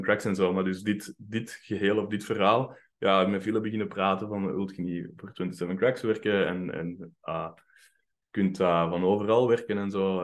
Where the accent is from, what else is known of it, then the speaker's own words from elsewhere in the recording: Mechelen, Flanders, Belgium; moved away as an adult; also born or lived in Finland; ik ben opgegroeid in Mechelen